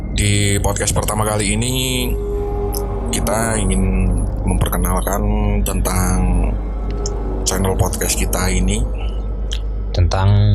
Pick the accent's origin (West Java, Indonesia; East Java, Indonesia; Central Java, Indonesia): Central Java, Indonesia; a village on the Dieng Plateau, Banjarnegara Regency; kita berasal dari salah satu daerah di dataran tinggi Dieng. Bukan salah satu daerah ya, salah satu desa ya lebih tepatnya.